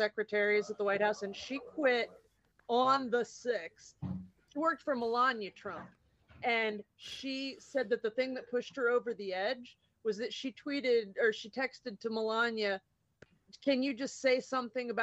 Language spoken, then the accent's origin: English; Indiana, United States; I'm from Indiana